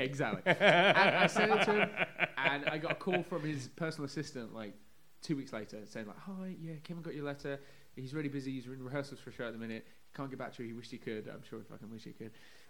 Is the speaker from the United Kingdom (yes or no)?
yes; United Kingdom; moved away as an adult; also born or lived in London; now in United States; I'm not originally from London, I'm from just outside London, kind of like the equivalent of New Jersey to the city is where I'm from. But I moved to London when I was going to college